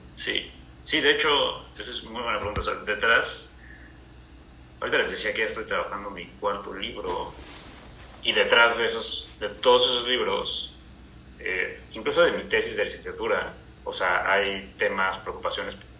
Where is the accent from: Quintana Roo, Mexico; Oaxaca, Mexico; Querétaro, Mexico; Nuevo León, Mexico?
Quintana Roo, Mexico; Cancún; moved away as an adult; also born or lived in Chetumal, Quintana Roo / Mexico City; now in Cancún, Mexico; Yo en realidad nací en Chetumal, Quintana Roo. Ajá. Y vivimos ahí creo que hasta los dos años, o sea, hasta que yo cumplí dos años y luego nos mudamos a Cancún